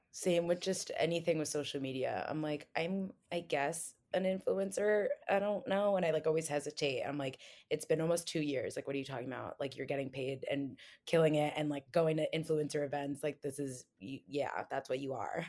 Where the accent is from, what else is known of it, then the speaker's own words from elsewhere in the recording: New Jersey, United States; now in New York City, United States; I'm from New Jersey, but I'm currently living in New York City.